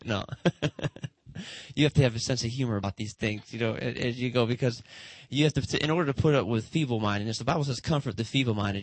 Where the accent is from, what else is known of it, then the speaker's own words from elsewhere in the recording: Detroit, Michigan, United States; Motown. That's where I'm from